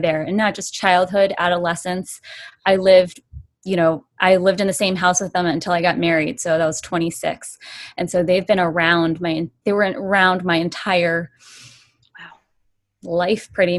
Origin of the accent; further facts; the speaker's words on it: United States; I'm Chinese American